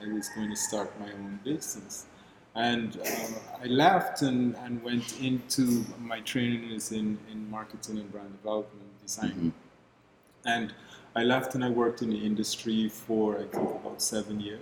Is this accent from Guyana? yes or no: yes; Guyana; moved away as an adult; now in Barbados; I'm originally from Guyana in South America